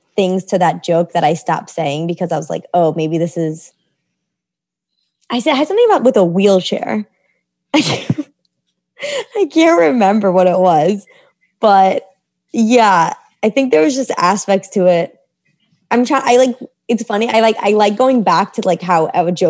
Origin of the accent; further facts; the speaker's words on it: New York City, New York, United States; I grew up in New York City